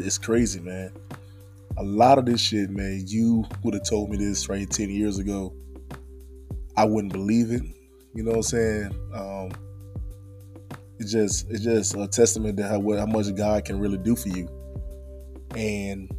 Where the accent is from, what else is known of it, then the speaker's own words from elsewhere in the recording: Henderson, North Carolina, United States; I'm born and raised in a small town of Henderson, North Carolina